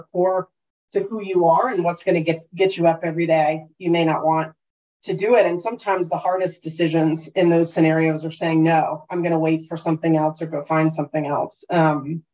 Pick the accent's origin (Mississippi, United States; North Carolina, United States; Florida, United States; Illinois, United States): North Carolina, United States; moved away as an adult; also born or lived in London; going to school in North Carolina and growing up in North Carolina